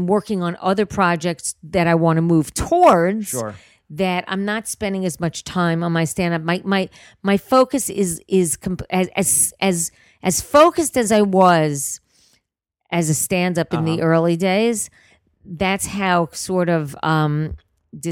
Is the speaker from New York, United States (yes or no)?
yes; New York City, New York, United States; accent: New York; moved away as an adult; now in Los Angeles, United States; I am from Queens.